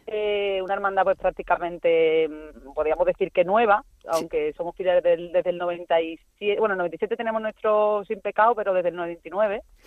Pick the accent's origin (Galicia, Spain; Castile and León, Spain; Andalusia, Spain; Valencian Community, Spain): Andalusia, Spain; Arcos de la Frontera; now in Madrid, Spain; soy de Arcos de la Frontera, de Cádiz